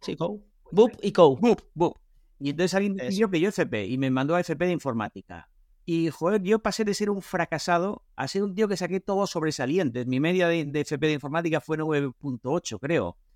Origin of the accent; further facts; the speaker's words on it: Vigo, Galicia, Spain; Vengo de Vigo, nací en Vigo, estudié la carrera de informática en La Coruña